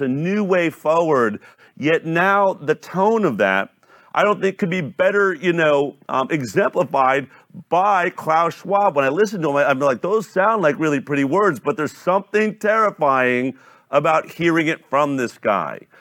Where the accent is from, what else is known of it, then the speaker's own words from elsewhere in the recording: Boulder, Colorado, United States; I grew up in Boulder, Colorado